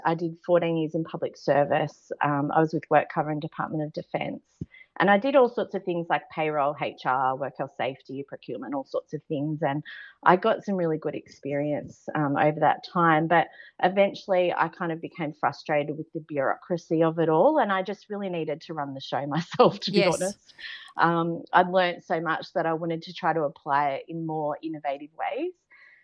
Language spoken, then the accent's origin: English; Central Coast, New South Wales, Australia; I grew up on the Central Coast with a lovely beach lifestyle